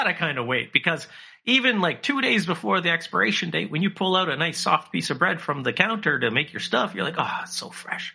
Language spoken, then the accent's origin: English; Canada; I'm Canadian